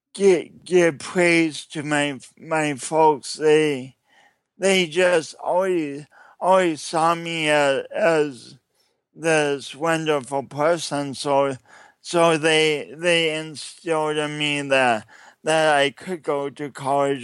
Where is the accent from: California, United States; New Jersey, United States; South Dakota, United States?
South Dakota, United States; Sioux Falls; I'm from Sioux Falls, South Dakota. But this is not a Midwestern accent.